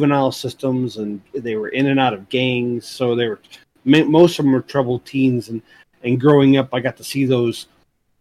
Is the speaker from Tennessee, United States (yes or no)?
yes; East Tennessee, United States; also born or lived in Chicagoland area, Illinois; I was born in the Chicagoland area, and then we kind of migrated to Tennessee.